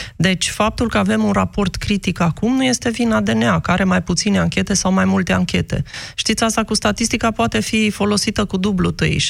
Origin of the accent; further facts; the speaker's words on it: Romania; moved away as an adult; nu înseamnă că nu sunt român, nu înseamnă că nu-mi iubesc țara